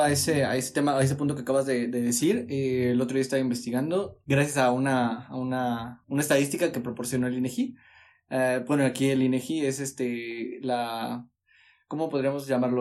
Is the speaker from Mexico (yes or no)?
yes; Mexico; nosotros como, como mexicanos, yo creo que tenemos arraigada la cultura